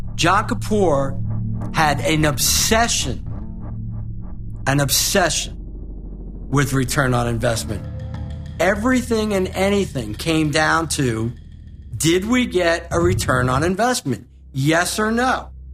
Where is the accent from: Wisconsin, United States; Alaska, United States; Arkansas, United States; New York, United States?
New York, United States; Long Island; moved away; also born or lived in Florida; we grew up in Long Island, New York, and my dad came to us and said, We're out of money. We gotta go. We gotta move to Florida